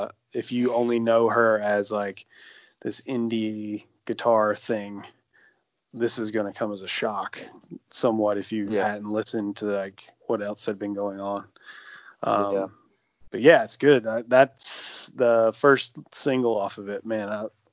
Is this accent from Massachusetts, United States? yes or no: no; Alabama, United States; also born or lived in Montevallo, Alabama; It's totally like, hey, don't forget I'm from Alabama.